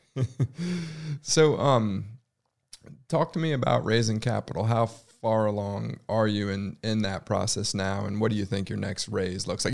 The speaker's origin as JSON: {"language": "English", "country": "United States", "tie": "born or raised there", "moved": "yes", "lives_now": "Charlotte, United States", "said": "I grew up in the Washington, D C suburbs"}